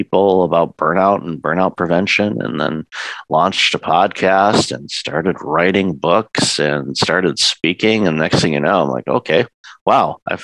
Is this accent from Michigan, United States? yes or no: yes; Detroit, Michigan, United States; moved away as an adult; also born or lived in Windsor, Ontario, Canada; now in Canada; I'm originally from the Detroit area. I immigrated to Canada with my former wife in 2004